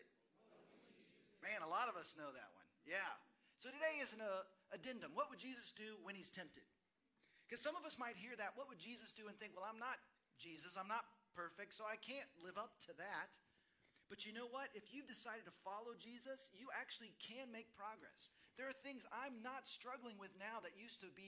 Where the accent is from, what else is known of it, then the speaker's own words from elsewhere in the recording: Dallas, Texas, United States; moved away as an adult; also born or lived in Seattle; My wife and I grew up in Dallas, Fort Worth